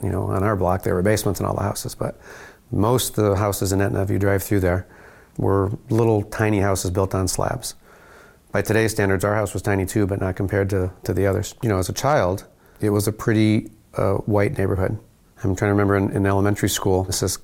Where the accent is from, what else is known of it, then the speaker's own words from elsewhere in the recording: Gary, Indiana, United States; I'm from Gary. Gary, Indiana? Yeah, Gary, Indiana